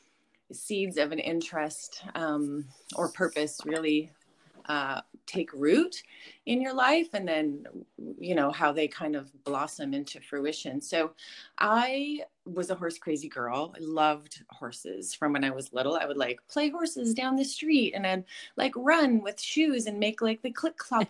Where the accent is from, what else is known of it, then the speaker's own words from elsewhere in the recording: Sunshine Coast, British Columbia, Canada; I grew up here on the Sunshine Coast, so I lived in West Seashell at the time.